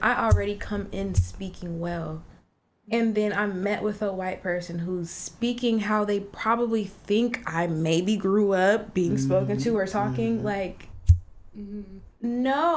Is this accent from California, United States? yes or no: yes; San Bernardino, California, United States; I'm black and we in San Bernardino